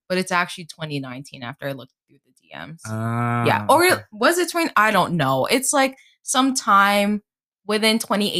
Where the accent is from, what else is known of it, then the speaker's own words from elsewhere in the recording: Northeast, United States; Yeah, so I'm from the Northeast. We're both from the Northeast.